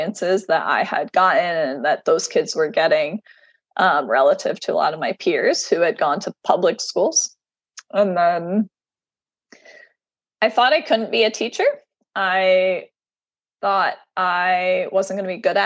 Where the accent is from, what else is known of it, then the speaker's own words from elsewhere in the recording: Southern Tier, upstate New York, United States; also born or lived in Ohio; now in San Francisco, United States; I was born in Ohio, and I actually grew up in a really rural area. So I moved a couple times, but my formative years were spent in upstate New York in the Southern Tier